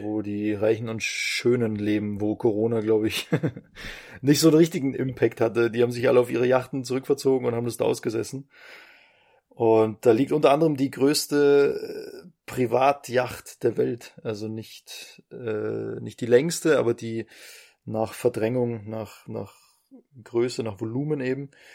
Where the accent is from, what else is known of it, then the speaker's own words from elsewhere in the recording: Bavaria, Germany; moved away; also born or lived in Vienna; jetzt bin ich ja gerade in Wien. Also ich bin jetzt als Bayer.